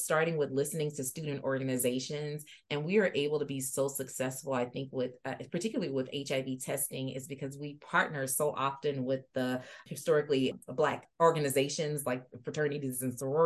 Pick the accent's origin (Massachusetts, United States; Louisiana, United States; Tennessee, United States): Louisiana, United States; moved away as an adult; now in Iowa, United States; Louisiana is my home state